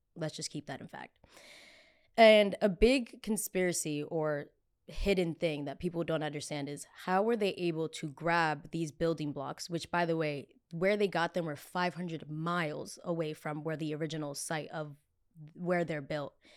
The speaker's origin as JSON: {"language": "English", "region": "New Jersey", "country": "United States", "said": "I'm from Jersey"}